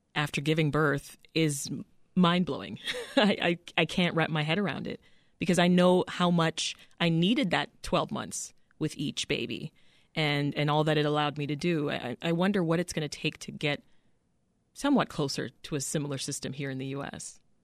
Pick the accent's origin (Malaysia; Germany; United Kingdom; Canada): Canada; moved away as an adult; now in United States; I was raised in Canada, ended up giving birth to my children in Canada